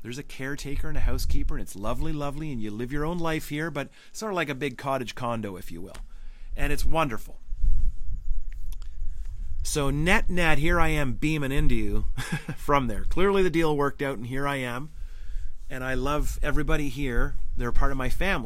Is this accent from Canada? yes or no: yes; Northern Ontario, Canada; I'm from Northern Ontario. Having a cottage is a big deal. It's a part of my soul